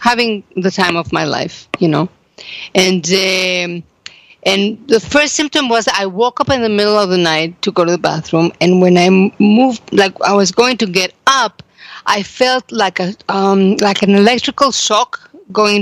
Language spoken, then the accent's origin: English; Mexico; now in Jerusalem, Israel; I am from Mexico